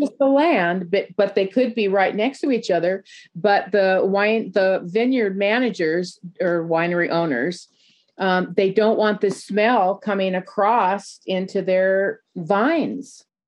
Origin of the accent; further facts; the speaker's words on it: Newport Beach, California, United States; I grew up in Newport Beach, California